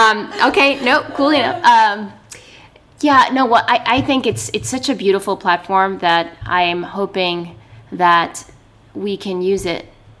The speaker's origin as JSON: {"language": "English", "region": "New York", "country": "United States", "said": "I'm a New Yorker."}